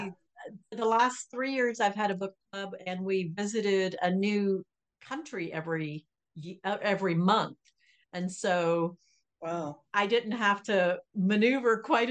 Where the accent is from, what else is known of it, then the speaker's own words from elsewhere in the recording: Florida, United States; And today we are headed to Florida, which is my home state.